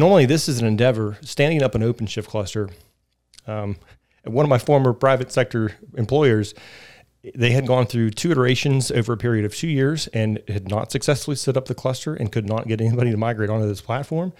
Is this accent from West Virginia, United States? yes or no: yes; Fairmont, West Virginia, United States; moved away as an adult; also born or lived in Atlanta; I'm from West Virginia originally. I grew up in Fairmont, and, uh, so I'm a native here.